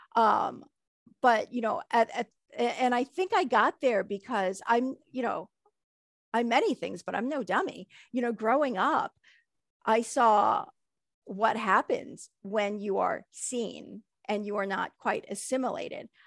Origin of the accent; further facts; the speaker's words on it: United States; moving over here and having children here in America